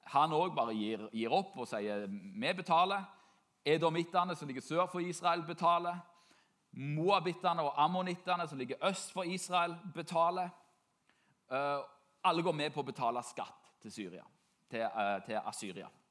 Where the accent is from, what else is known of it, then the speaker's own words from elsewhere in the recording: Norway; For meg som nordmann